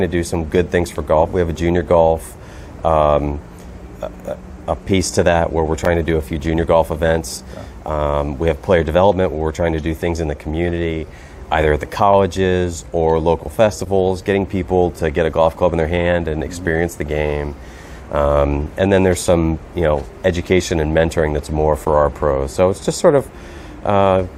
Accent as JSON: {"language": "English", "area": "Prince George's County", "region": "Maryland", "country": "United States", "tie": "born or raised there", "said": "I grew up in Prince George's County"}